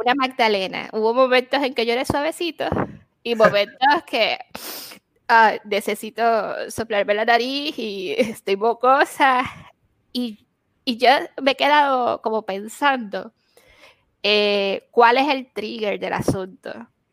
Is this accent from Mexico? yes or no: no; Puerto Rico; now in Arizona, United States; nosotros siendo puertorriqueños, ¿no? Y siendo aquí en Estados Unidos